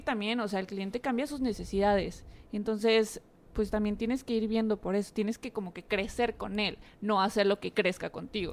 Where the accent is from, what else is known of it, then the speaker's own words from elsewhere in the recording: Mexico; aquí en México